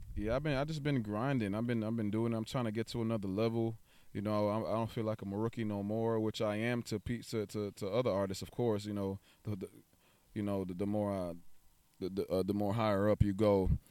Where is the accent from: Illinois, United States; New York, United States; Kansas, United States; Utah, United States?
New York, United States; now in Texas, United States; I'm originally from New York.